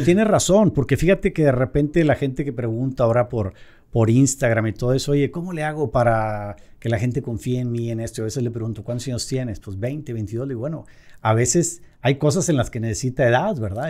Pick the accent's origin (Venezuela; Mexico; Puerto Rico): Mexico; aquí en México